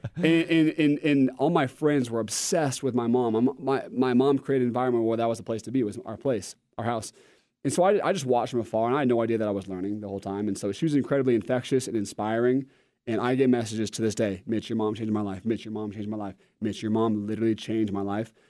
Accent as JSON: {"language": "English", "region": "Oregon", "country": "United States", "said": "I'm from Oregon, and I'm a Nike homer"}